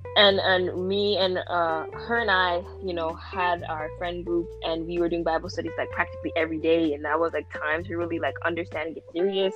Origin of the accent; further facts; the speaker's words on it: Ontario, Canada; I'm also 17, and I'm from Ontario, Canada